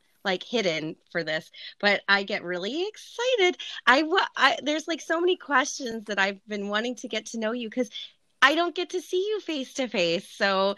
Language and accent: English; Ohio, United States; I am from Ohio, been born and raised here